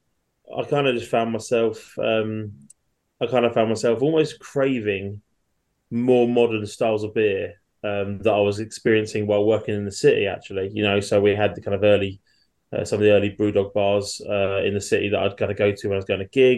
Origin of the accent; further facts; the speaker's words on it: Chelmsford, East of England, United Kingdom; I'm from Chelmsford in Essex. I've lived here most of my life